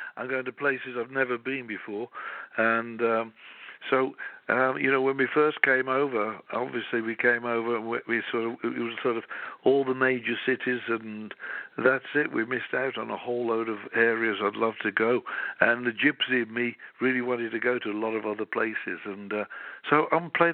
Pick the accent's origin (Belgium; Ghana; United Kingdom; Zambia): United Kingdom; Birmingham, West Midlands; I'm from Birmingham in England